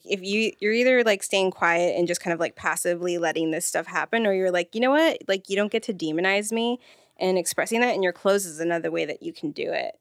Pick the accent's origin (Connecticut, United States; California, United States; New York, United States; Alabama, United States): California, United States; Redlands; I went to school in Redlands